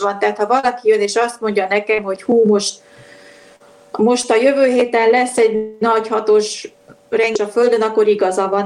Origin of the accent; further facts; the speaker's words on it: Budapest, Hungary; de budapesti vagyok